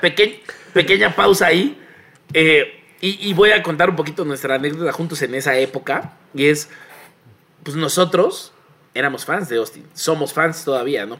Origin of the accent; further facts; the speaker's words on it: Mexico; somos de Azcapotzalco y satélite